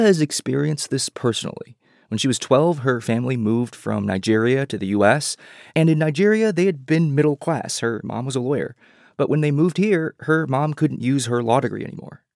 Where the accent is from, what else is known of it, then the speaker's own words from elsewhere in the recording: China; now in United States; I was born in China during the one child era. My sister was born here in the US after we moved here